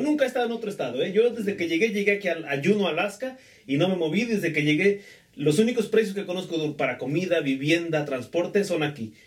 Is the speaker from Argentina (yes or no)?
no; Mexico; somos de México